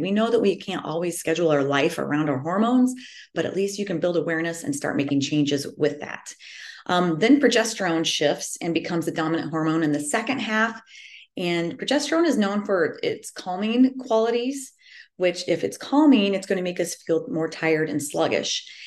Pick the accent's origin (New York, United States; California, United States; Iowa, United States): Iowa, United States; central; I am from the Midwest um, right smack in the middle of Iowa.